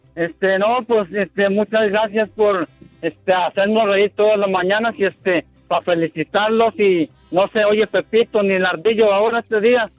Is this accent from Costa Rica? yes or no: no; Mexico; Yo soy mexicano